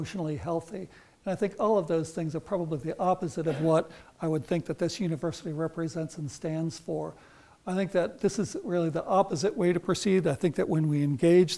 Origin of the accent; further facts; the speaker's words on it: Concord, Massachusetts, United States; I grew up in Concord, Massachusetts